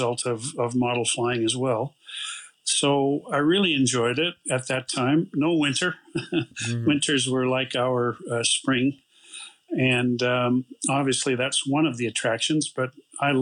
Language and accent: English; Canada; now in Calgary, Canada; My hometown is actually a 10-hour drive east